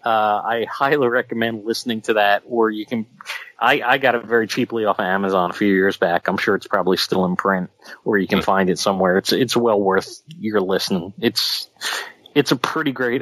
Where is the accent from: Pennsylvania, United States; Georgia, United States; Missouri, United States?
Pennsylvania, United States; Philadelphia; accent: Philadelphia; my Philadelphia accent.